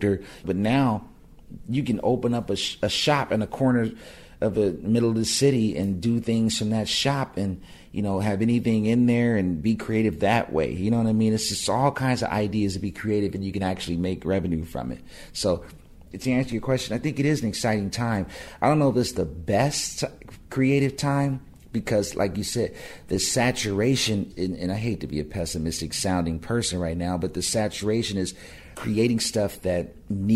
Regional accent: Pasadena, California, United States; me and my buddies in my hometown of Pasadena made it a rap group called JSD

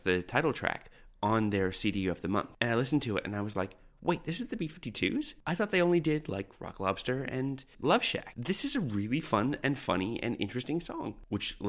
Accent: Canada; moved away as an adult; now in Australia; I'm a Canadian who landed in Australia 14 years ago

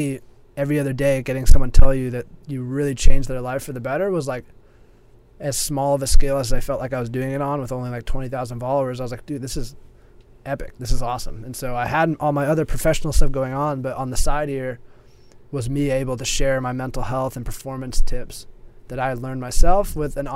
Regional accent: California, United States; I moved across the country back to my home state in California

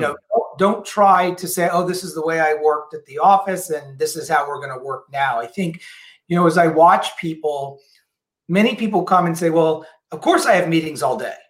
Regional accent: New Orleans, Louisiana, United States; now in Seattle, United States; I'm originally from New Orleans.

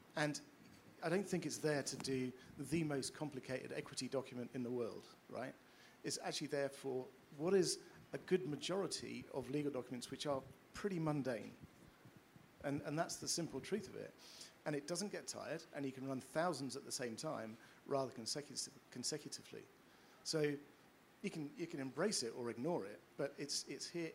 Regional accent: United Kingdom; we're British and pompous

